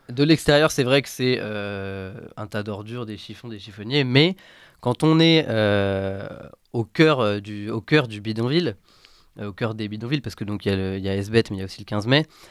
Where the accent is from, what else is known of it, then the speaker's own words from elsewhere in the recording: France; chez nous en France